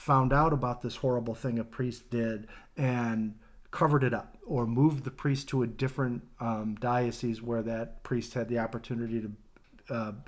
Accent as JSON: {"language": "English", "country": "United States", "said": "we, as American Catholics"}